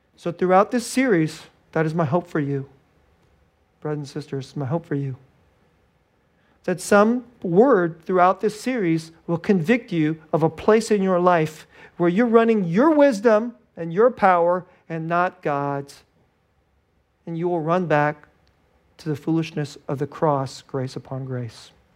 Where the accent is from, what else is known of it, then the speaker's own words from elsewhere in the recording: Silicon Valley, California, United States; moved away as an adult; I'm from Silicon Valley